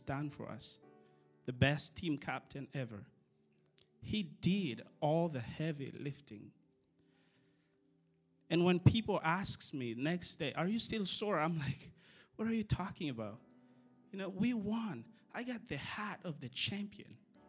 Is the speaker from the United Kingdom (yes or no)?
no; Madagascar; now in United States; I'm from Madagascar